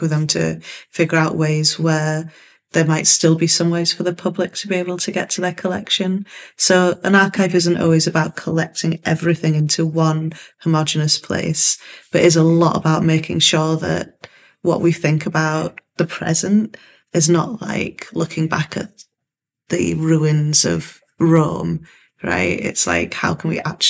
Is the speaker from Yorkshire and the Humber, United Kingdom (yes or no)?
yes; Hull, Yorkshire and the Humber, United Kingdom; also born or lived in Nigeria; I'm also from Hull. And so having lived some of my childhood in Nigeria